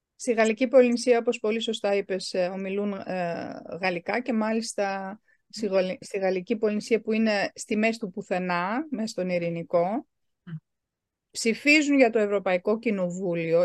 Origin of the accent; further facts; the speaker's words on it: Germany; γεννήθηκα και μεγάλωσα στη Γερμανία